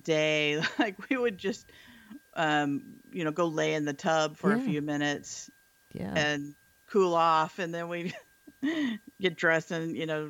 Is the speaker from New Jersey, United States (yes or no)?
no; Texas, United States; now in San Francisco Bay Area, United States; I grew up in Texas.